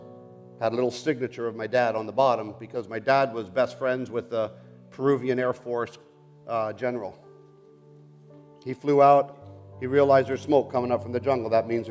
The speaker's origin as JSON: {"language": "English", "country": "Colombia", "tie": "born or raised there", "also_born_or_lived": "Bogota, Colombia", "said": "I grew up in the Amazon jungles of South America. I was born in Bogota, Colombia."}